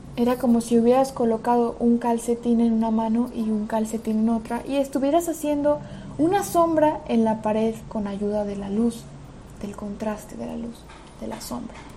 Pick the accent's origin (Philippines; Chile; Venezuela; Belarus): Belarus; moved away; also born or lived in Madrid, Spain; en Rusia y en Bielorrusia, que es de donde soy específicamente